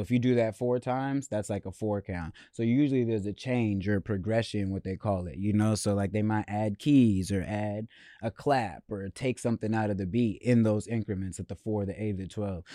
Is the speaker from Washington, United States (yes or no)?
yes; Seattle, Washington, United States; growing up in Seattle, growing up in America as a black person